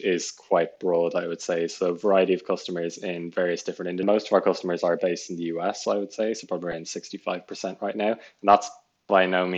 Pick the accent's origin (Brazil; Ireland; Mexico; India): Ireland; Dublin, Leinster; moved away as an adult; also born or lived in United Kingdom; I'm from Dublin.